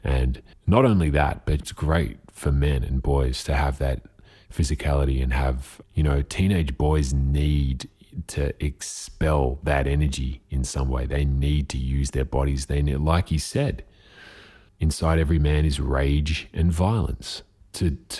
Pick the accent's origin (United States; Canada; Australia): Australia; Diamond Valley Football League, Victoria; I grew up playing in the Diamond Valley Football League, which later became the Northern Football League